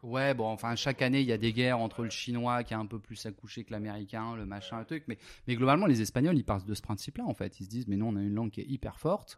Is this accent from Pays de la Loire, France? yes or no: yes; Le Mans, Pays de la Loire, France; moved away as an adult; also born or lived in Antibes, France; now in Spain; je, suis né à Antibes. Bon, euh, petite petite enfance à Antibes tranquille. Ensuite, on est monté au Mans